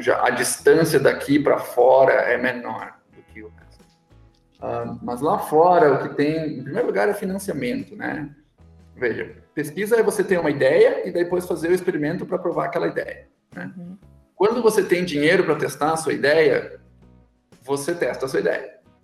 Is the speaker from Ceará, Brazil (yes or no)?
no; São Leopoldo, Rio Grande do Sul, Brazil; accent: gaúcho; moved away as an adult; now in São Paulo, Brazil; Eu, eu sou de São Leopoldo, que é uma cidade na região metropolitana de Porto Alegre, e adquiri meu sotaque lá, e mesmo anos morando longe, ele não vai embora.